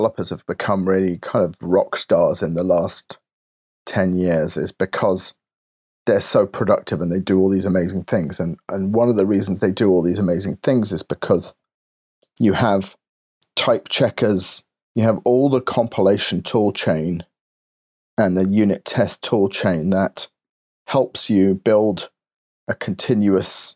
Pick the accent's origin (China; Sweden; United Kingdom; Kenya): United Kingdom; England; I'm very English and reserved